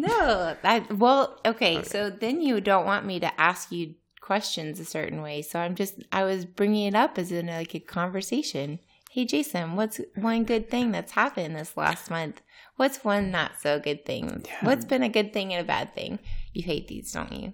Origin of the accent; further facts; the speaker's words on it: United States; first language English; moved away as an adult; now in Turkey; I'm American